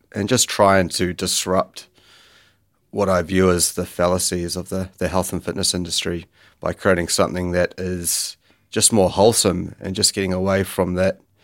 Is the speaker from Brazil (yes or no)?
no; Kerikeri, Northland, New Zealand; I grew up in Bay of Islands, so a pretty low-key town called, called Kirikiri.